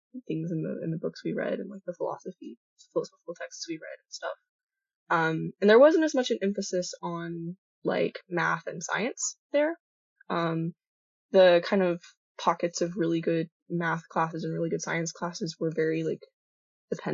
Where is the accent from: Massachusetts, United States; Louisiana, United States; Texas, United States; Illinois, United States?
Texas, United States; Colleyville; moved away; I am originally from Fort Worth, Texas. For my DFW people who are listening, Colleyville specifically